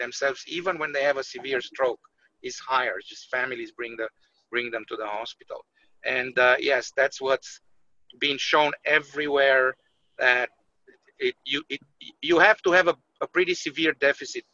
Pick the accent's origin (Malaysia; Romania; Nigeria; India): Romania; now in United States; I'm from Romania